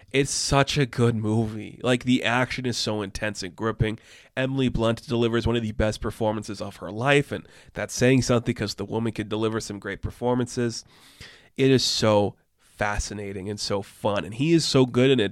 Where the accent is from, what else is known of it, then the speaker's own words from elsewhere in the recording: Canada; I'm Canadian